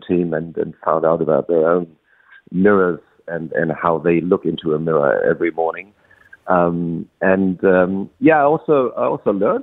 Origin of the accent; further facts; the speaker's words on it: a small town near Frankfurt, Hesse, Germany; In this small town that I grew up near Frankfurt